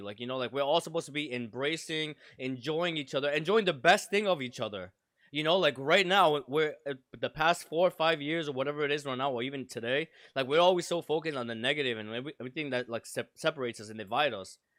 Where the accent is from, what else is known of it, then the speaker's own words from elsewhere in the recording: Providence, Rhode Island, United States; my culture is Providence. I grew up in the projects.